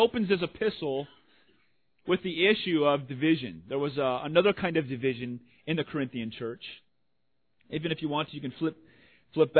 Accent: Washington, United States; I'm from Washington. Grew up

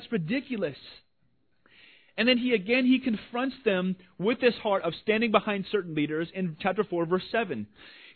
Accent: Washington, United States; I'm from Washington. Grew up

